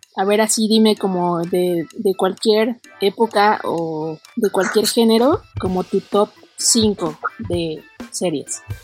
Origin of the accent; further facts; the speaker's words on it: Mexico; nos unió como mexicanos